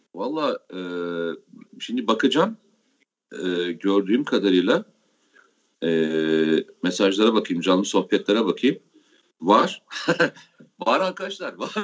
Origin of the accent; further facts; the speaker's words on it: Samsun, Turkey; ben Samsunluyum